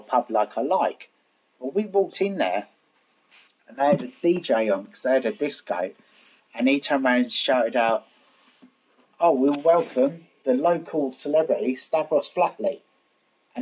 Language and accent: English; London, United Kingdom; accent: Cockney; I've got a better Cockney accent, to be honest. it's not put on.